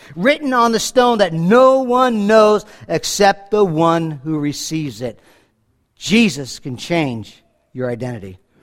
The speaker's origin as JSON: {"language": "English", "area": "Rockland County", "region": "New York", "country": "United States", "tie": "born or raised there", "also_born_or_lived": "Bronx, New York", "said": "I was born in the Bronx County of New York, and I was raised mostly in Rockland County"}